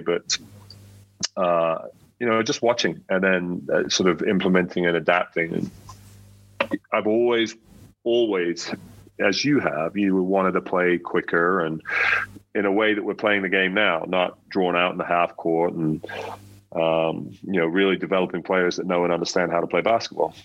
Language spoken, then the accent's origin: English; United Kingdom; moved away as an adult; also born or lived in Spain; As a British coach